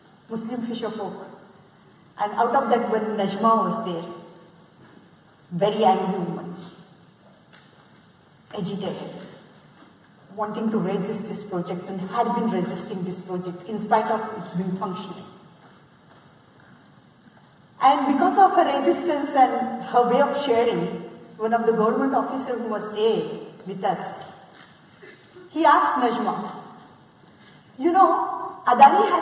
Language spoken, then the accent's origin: English; Maharashtra, India; I'm coming from India and that region of Maharashtra, which is part of Western Ghat.